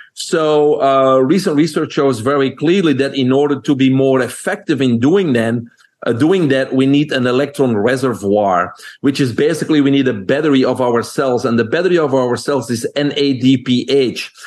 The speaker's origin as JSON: {"language": "English", "country": "Belgium", "moved": "as an adult", "lives_now": "United States", "said": "people can hear my accent. I'm originally from Belgium."}